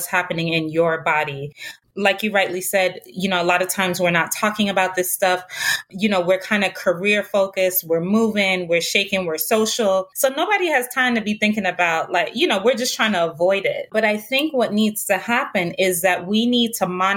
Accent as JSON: {"language": "English", "country": "Jamaica", "said": "I'm originally from Jamaica"}